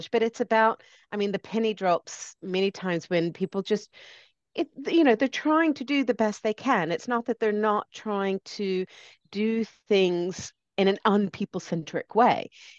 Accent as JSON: {"language": "English", "country": "United States", "tie": "born or raised there", "lives_now": "United Kingdom", "said": "that's why my accent goes all over the place. I grew up in the States, but I live here and I'm British."}